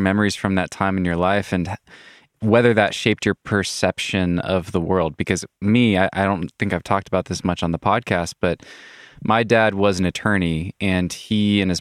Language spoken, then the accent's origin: English; United States; growing up in the States